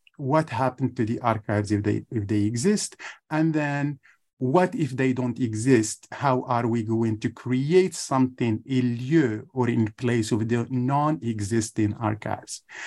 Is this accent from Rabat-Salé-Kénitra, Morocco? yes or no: no; Ouarzazate area, Drâa-Tafilalet, Morocco; first language Tamazight; English is a second language; moved away; I'm from Morocco. I grew up in a little village in the southeast of Morocco. The village is called Tifoul Tut in the area of Ouarzazate